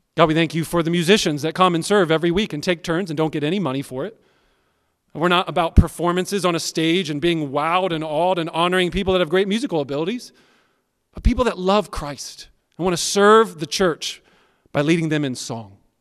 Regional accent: United States; I like being an American. I'm glad that I'm a citizen of America

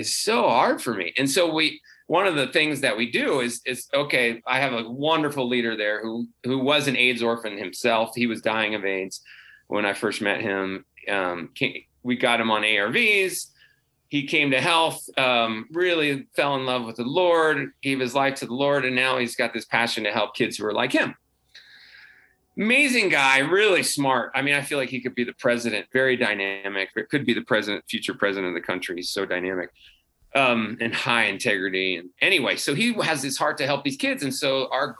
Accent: United States; as an American

